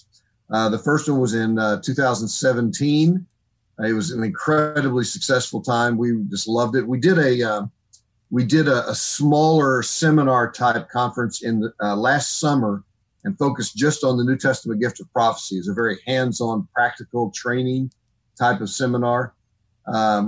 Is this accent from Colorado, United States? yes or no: no; Oklahoma, United States; moved away as an adult; also born or lived in Texas / Missouri / Illinois; I was born and raised in Oklahoma